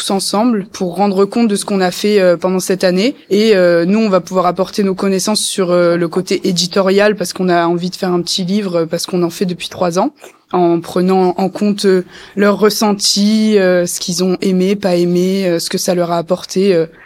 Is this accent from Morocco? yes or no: no; Toulon, Provence-Alpes-Côte d'Azur, France; moi je suis de Toulon à la base et tout et en fait j'ai j'ai eu cette expérience de en étant petite d'être avec des gens de l'université